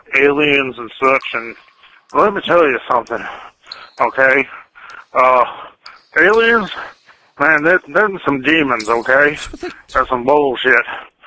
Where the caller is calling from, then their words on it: Texas, United States; I'm calling from Texas.